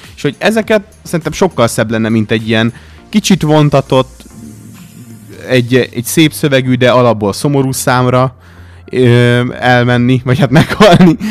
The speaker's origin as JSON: {"language": "Hungarian", "country": "Hungary"}